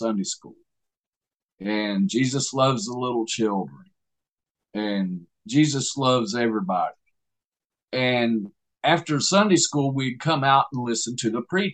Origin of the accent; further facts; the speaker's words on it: Southeast Alabama, United States; I was born in Southeast Alabama